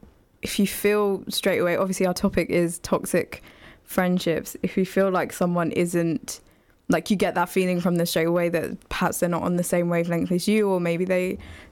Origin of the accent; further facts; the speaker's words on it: Luton, East of England, United Kingdom; For me, it's usually I'm from Luton.